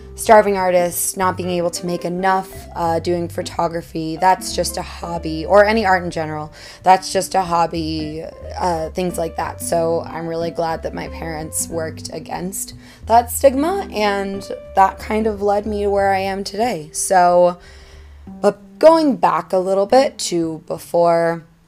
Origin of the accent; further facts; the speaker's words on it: Washington, District of Columbia, United States; moved away as an adult; now in Hudson Valley, New York, United States; I'm originally from Washington, D.C., but over the past three years, I have been living in the Hudson Valley of New York